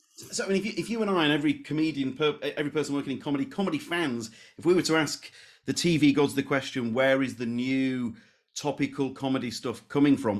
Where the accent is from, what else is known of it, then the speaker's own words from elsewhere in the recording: Leeds, Yorkshire and the Humber, United Kingdom; I'm from Leeds